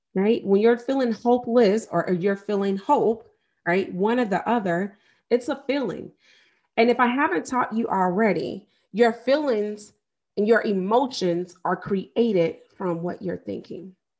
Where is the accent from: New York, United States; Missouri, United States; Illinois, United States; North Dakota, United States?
Missouri, United States; St. Louis; I am from Saint Louis, Missouri, and I lived, literally grew up and graduated near the area where Mike Brown was murdered.